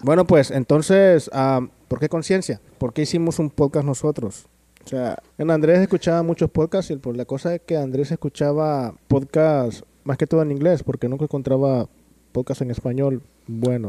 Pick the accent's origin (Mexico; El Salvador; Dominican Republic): El Salvador; now in Los Angeles, United States; soy de El Salvador también, se me olvidó que decir, comentar eso, soy de El Salvador.